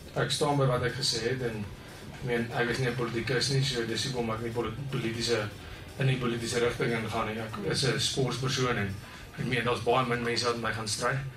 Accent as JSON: {"language": "Afrikaans", "country": "South Africa"}